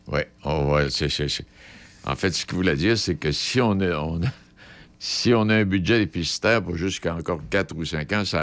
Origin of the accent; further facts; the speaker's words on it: Quebec, Canada; Moi, je suis un Canadien québécois, un Français. Canadien français